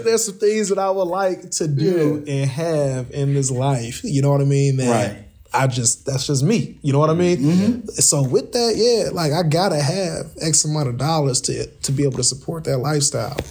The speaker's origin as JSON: {"language": "English", "town": "Kankakee", "region": "Illinois", "country": "United States", "tie": "born or raised there", "also_born_or_lived": "Northwest Indiana", "said": "here in my hometown"}